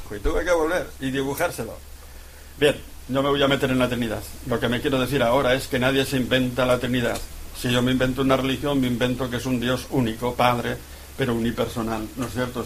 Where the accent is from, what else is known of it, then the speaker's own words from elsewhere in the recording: 60 km from Pamplona, Navarre, Spain; mi pueblo, donde cogemos el autobús para ir a Pamplona